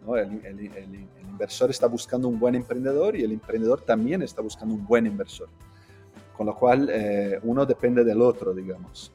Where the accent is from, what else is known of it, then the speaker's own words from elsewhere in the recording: Rio de Janeiro, Brazil; also born or lived in Spain; Yo pues soy de Río, soy brasileño